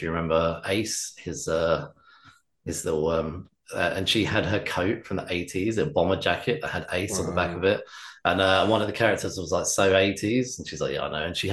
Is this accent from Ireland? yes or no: no; England, United Kingdom; we're English, so I'm English.